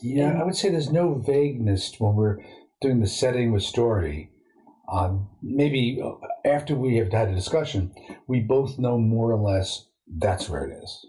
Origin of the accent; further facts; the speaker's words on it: New York City, New York, United States; I grew up near Sheepshead Bay in Brooklyn, where you have all these fishing boats